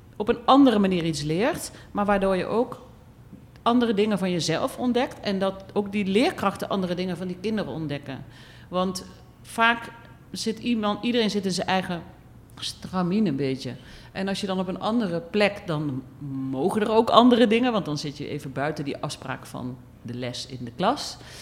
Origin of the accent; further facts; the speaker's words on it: Eindhoven, North Brabant, Netherlands; moved away as an adult; also born or lived in Utrecht / Amsterdam; now in Suriname; ik kom uit Brabant, Eindhoven. Ik ben geboren in een gezin